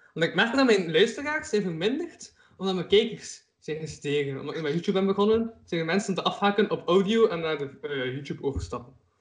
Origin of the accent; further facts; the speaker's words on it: Kortrijk, Flanders, Belgium; omdat ik van Kortrijk ben.